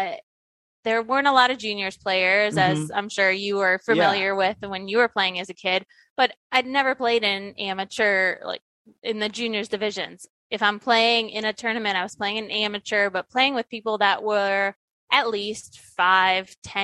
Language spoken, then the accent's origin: English; Ohio, United States; I grew up in Ohio